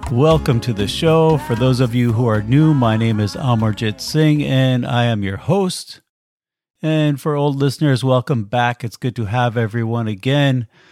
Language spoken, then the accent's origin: English; United States; moved away as an adult; I was born in America and have been outside of the country now for about twenty years traveling around